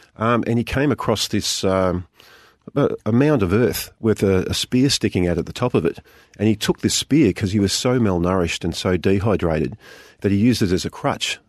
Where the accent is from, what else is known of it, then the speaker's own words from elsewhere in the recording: Geelong, Victoria, Australia; I grew up in Geelong